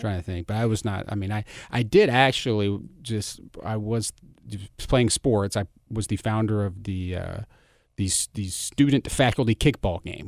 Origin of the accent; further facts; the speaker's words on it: Germantown, Tennessee, United States; I grew up in Germantown.